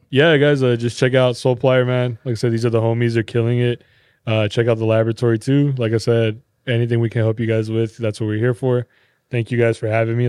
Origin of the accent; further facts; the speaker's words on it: California, United States; moved away; growing up in Cali